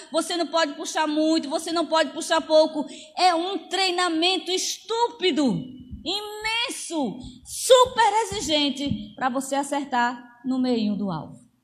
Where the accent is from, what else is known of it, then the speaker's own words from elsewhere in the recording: Amazon, Brazil; eu cresci na Amazônia